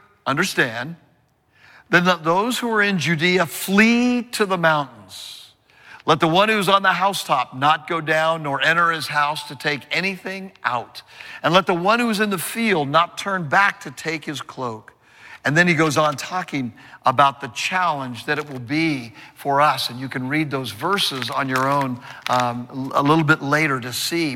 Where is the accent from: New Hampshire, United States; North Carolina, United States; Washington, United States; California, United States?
California, United States; I'm from California, and I've seen many earthquakes